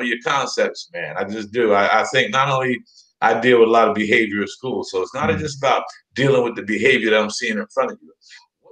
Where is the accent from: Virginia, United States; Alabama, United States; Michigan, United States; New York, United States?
New York, United States; moved away as an adult; also born or lived in Rhode Island; now in England, United Kingdom; The home for me is New York. I'm a New Yorker